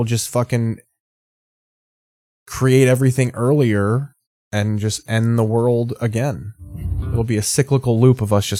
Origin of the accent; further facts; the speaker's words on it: Squamish, British Columbia, Canada; I'm from Squamish, north of Vancouver. A lot of grow ops here in Squamish.